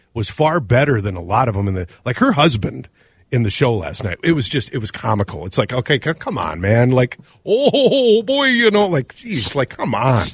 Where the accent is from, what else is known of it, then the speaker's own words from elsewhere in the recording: Minnesota, United States; I'm not offended as a Minnesotan.